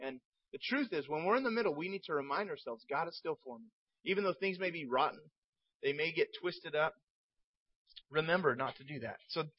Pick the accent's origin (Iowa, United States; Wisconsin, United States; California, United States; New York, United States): California, United States; San Jose; born there; But I was born in San Jose, Northern California, and my parents were a part of a church called Foxworthy Baptist Church. And I was there in this church until I was age 4, and then my family moved away to another city.